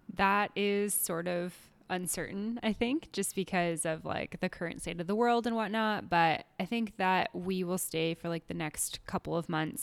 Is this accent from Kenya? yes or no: no; Canada; moved away as an adult; now in Mexico; being Canadian